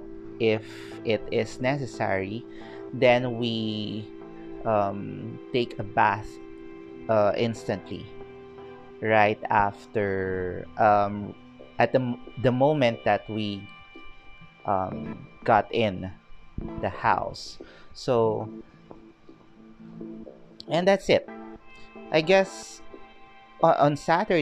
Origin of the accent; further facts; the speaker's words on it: Philippines; also born or lived in Baguio City, Philippines / Quezon City, Philippines; I'm from the Philippines